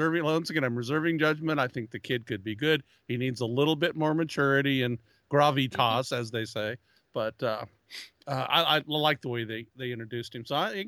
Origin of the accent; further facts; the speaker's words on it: Brooklyn, New York, United States; Queens, I'm from Brooklyn.